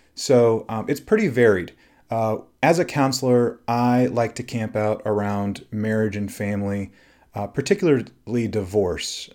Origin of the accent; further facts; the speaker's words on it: Texas, United States; I'm originally from Texas